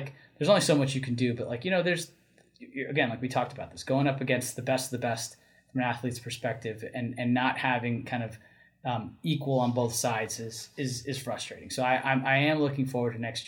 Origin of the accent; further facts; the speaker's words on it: New Jersey, United States; I grew up in North Jersey